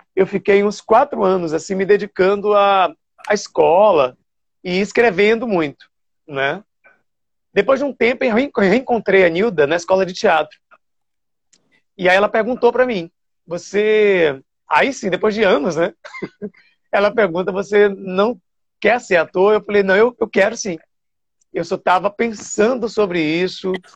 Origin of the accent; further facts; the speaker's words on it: Salvador, Bahia, Brazil; moved away as an adult; also born or lived in São Paulo / Rio de Janeiro; Eu nasci ali no Nazaré, na Climério de Oliveira